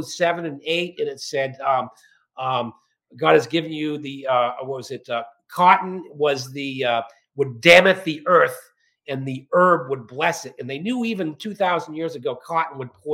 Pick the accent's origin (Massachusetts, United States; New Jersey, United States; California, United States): Massachusetts, United States; Barnstable; I'm from Cape Cod, Barnstable, Massachusetts